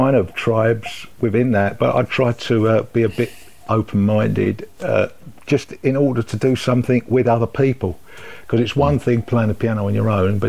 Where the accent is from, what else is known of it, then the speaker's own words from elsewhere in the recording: London, United Kingdom; also born or lived in Tooting / Merton Park; I grew up in South London. I started out in Tooting.